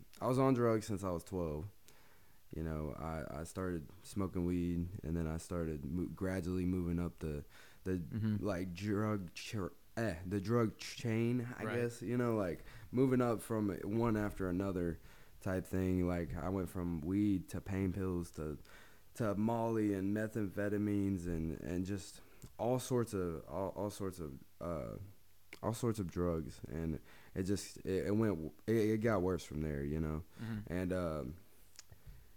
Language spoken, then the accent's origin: English; Georgia, United States; I grew up in Georgia